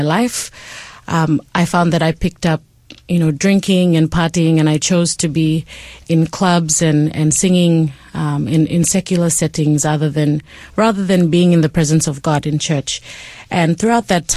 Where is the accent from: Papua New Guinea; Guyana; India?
Papua New Guinea; Port Moresby, National Capital District; I was raised in Papua New Guinea, in Port Moresby is where I spent most of my life.